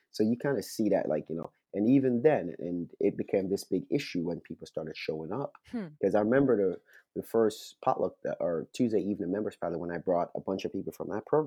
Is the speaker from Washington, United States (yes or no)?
no; Yonkers, New York, United States; also born or lived in Florida; I grew up in Yonkers, the city of Yonkers